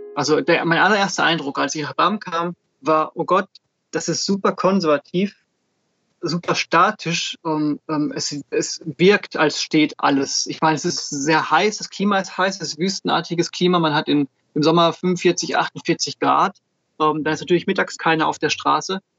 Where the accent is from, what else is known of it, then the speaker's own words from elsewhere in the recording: Switzerland; now in Germany; Ich bin in der Schweiz geboren